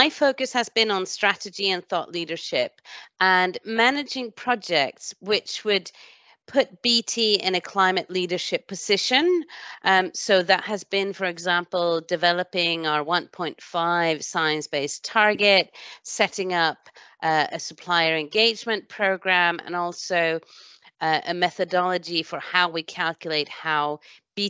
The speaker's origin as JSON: {"language": "English", "country": "Sweden", "tie": "born or raised there", "moved": "yes", "lives_now": "United Kingdom", "said": "I was born in Sweden"}